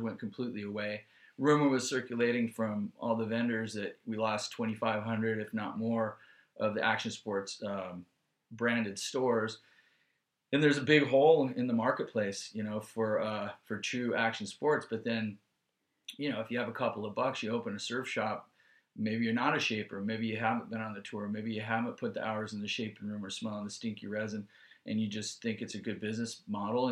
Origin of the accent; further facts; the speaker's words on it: South Bay, California, United States; I grew up in the South Bay